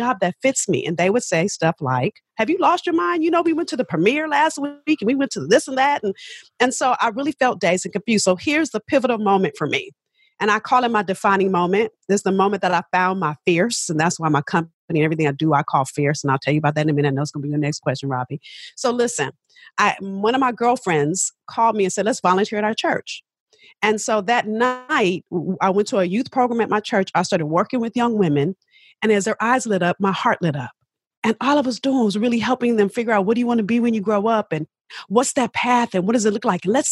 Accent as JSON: {"language": "English", "town": "Los Angeles", "region": "California", "country": "United States", "tie": "born or raised there", "said": "I'm from South Central"}